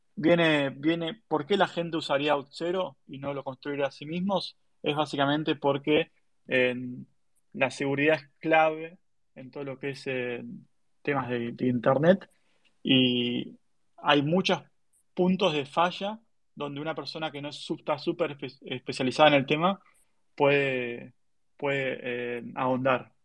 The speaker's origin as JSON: {"language": "Spanish", "country": "Argentina", "said": "tenía que acostumbrarme a una idiosincrasia americana eh, siendo argentino"}